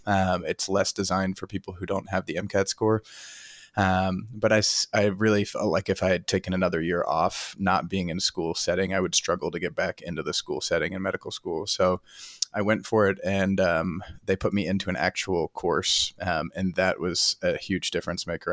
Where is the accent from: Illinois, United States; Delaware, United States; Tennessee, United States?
Tennessee, United States; Chattanooga; also born or lived in Ohio; I am from Chattanooga, Tennessee originally